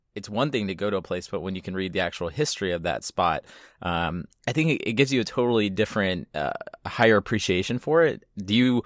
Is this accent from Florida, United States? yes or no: no; Southeast Texas, United States; I grew up in Southeast Texas